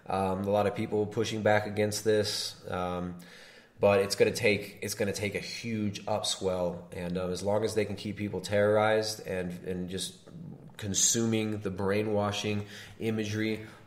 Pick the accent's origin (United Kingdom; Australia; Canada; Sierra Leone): Canada